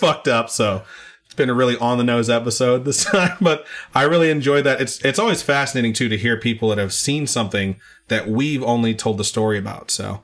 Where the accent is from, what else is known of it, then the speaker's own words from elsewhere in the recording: Puerto Rico; I'm Puerto Rican